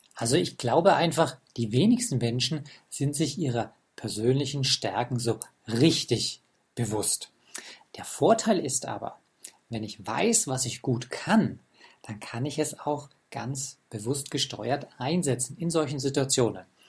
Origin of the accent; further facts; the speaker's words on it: Germany; bei uns in Deutschland